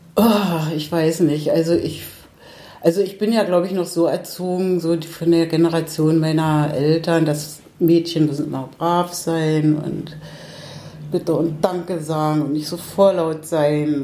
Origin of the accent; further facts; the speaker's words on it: Berlin, Germany; ich bin zwar jetzt ein, 35 Jahre hier in Kiez, in Treptow, aber ursprünglich Pankowerin. Und ich kann mich schon noch sehr gut erinnern, so an die Straße, in der ich gewohnt habe, als Kind in der Mendelstraße 5